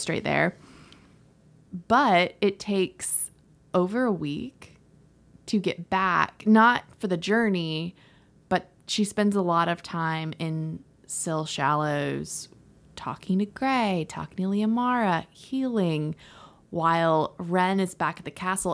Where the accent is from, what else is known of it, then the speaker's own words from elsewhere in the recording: Florida, United States; I'm from Florida